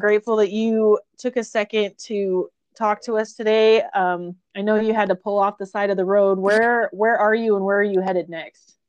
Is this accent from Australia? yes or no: no; Burley, Idaho, United States; burley idaho my hometown